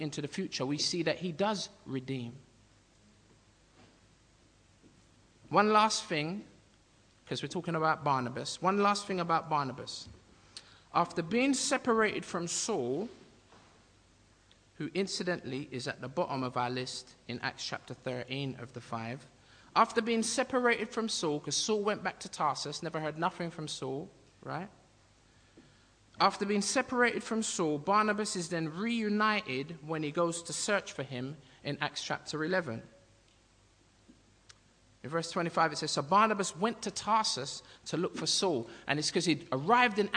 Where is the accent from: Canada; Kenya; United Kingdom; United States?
United Kingdom; I'm Jamaican by birth, but I'm native to Britain. I'm of British nationality, although I'm black Jamaican